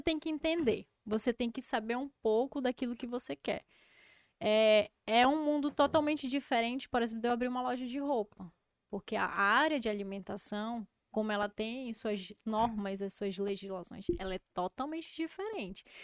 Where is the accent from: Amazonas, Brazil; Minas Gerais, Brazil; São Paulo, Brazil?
Amazonas, Brazil; Eu não tenho vergonha de ser amazonense